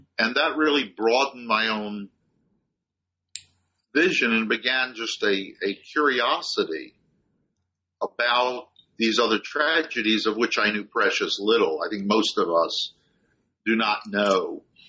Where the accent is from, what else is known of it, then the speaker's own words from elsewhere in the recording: Maryland, United States; first language German; also born or lived in Baltimore, Maryland; German was the first family language growing up, though it, and I was born in Baltimore, Maryland, grew up just outside of Washington, D.C.